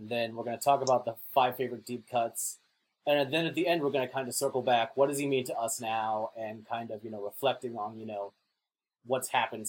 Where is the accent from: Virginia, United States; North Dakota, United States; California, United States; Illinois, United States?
North Dakota, United States; I grew up in North Dakota